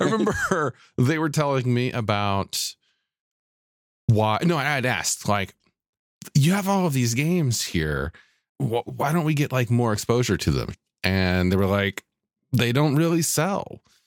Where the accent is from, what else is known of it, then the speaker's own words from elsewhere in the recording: Mobile, Alabama, United States; my hometown of Mobile, Alabama